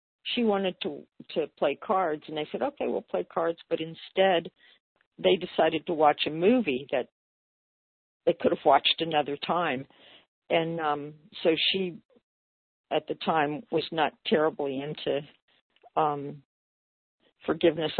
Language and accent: English; Cincinnati, Ohio, United States; moved away; Cincinnati, which is my first leg of my journey, that's my hometown